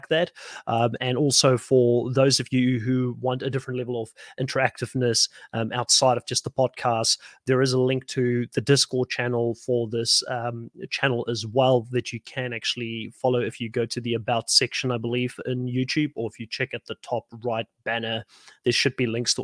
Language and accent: English; South Africa; now in Australia; I'm from South Africa originally